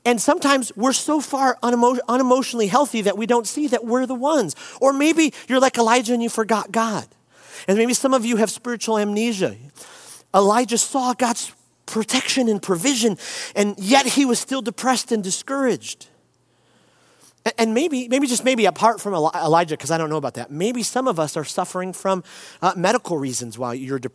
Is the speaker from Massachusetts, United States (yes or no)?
no; Detroit, Michigan, United States; also born or lived in Chicago; I grew up here in Detroit